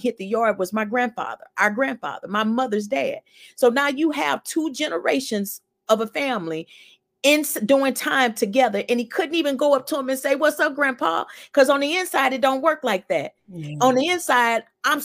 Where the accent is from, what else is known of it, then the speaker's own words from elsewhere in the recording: St. Louis, Missouri, United States; I was born and raised in St. Louis as well, 51 years old.